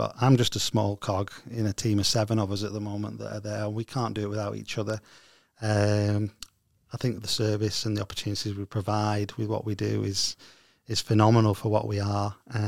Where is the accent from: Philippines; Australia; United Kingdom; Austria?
United Kingdom; Stockport, North West England; I was originally from Stockport.